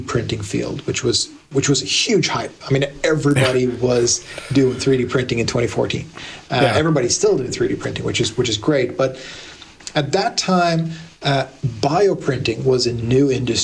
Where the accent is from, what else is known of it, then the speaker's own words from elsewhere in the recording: Blacksburg, Virginia, United States; moved away as an adult; now in Sweden; I moved permanently to Blacksburg and grew up there, went to high school, university